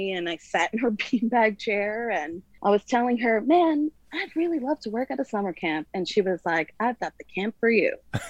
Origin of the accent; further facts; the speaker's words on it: Lake Hill, New York, United States; I'm from New York. I come from a town upstate New York, just outside of Woodstock, called Lake Hill.